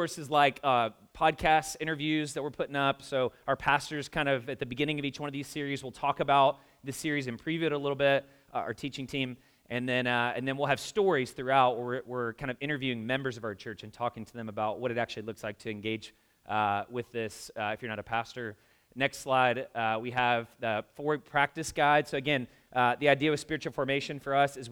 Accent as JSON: {"language": "English", "region": "the South", "country": "United States", "moved": "as an adult", "lives_now": "Indianapolis, United States", "said": "I'm from the South"}